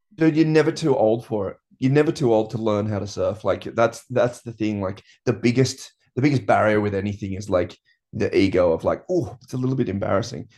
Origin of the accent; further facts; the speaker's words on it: Byron Bay, New South Wales, Australia; growing up in Byron, like, everyone moved to this town with the idea of just surfing